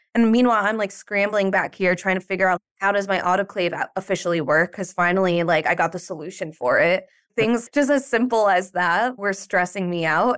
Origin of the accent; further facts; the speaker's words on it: New York, United States; I'm from New York